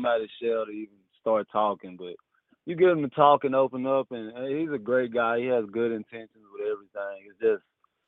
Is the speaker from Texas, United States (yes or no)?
yes; Dallas, Texas, United States; I'm from Dallas